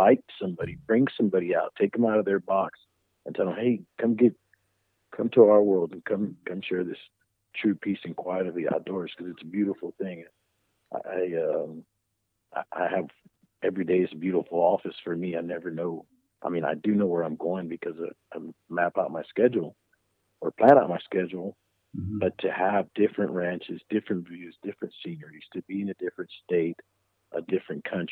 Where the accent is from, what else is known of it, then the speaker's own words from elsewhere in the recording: Carrizo Springs, Texas, United States; I'm from Carrizo Springs, the heart of the Golden Triangle